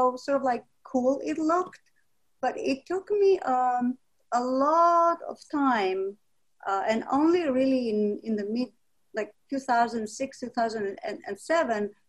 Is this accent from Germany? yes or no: no; Greece; moved away as an adult; now in New York City, United States; I was born in Greece